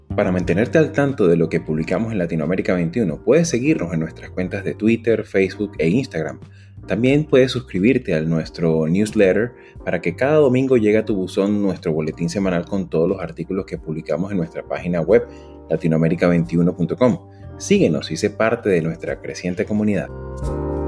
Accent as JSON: {"language": "Spanish", "country": "Venezuela", "said": "como venezolano"}